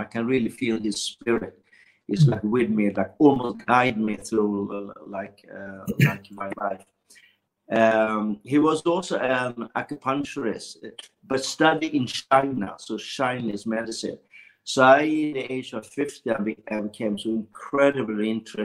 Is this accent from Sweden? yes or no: yes; Sweden; I was born in Sweden